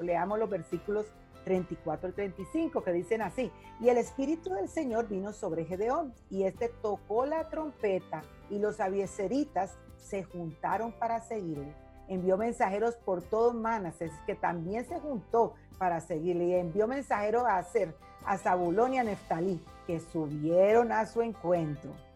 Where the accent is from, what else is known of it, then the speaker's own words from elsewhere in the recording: Cali, Valle del Cauca, Colombia; moved away as an adult; now in Mexico; En mi tierra Cali temblaba mucho desde chiquita fuerte